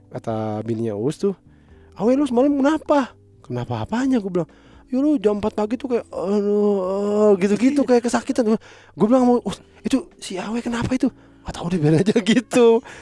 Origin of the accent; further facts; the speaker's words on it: Indonesia; sebagai orang Indonesia